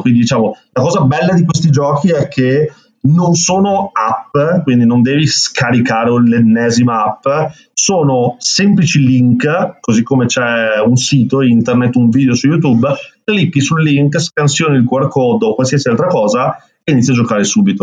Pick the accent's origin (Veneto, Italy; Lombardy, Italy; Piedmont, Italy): Veneto, Italy; accent: Venetian; qua in Veneto, come si sente anche dal mio accento